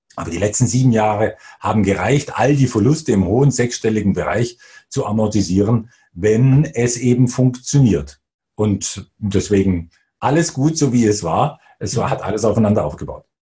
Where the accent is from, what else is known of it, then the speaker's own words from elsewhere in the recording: Bavaria, Germany; also born or lived in Swabia; bin Schwabe tatsächlich, wenn auch eher mich den Bayern zugehörig fühlend, weil ich dort aufgewachsen bin